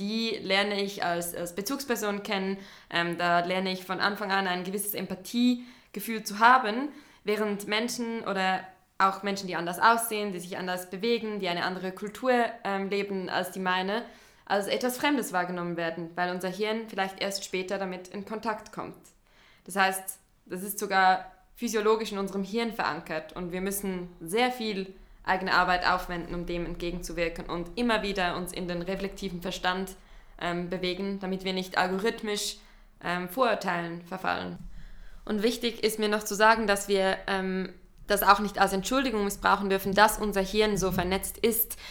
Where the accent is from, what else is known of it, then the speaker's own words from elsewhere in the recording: Central Switzerland, Switzerland; ich bin in der Zentralschweiz aufgewachsen, in einem kleinen Dorf